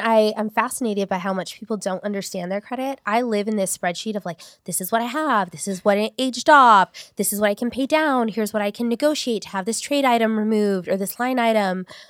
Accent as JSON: {"language": "English", "town": "Long Beach", "region": "California", "country": "United States", "tie": "born or raised there", "also_born_or_lived": "Paramount", "said": "I grew up in North Long Beach"}